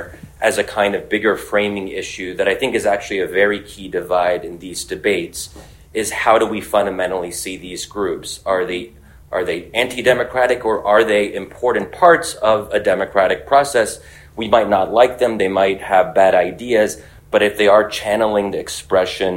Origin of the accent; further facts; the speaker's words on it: United States; where I am American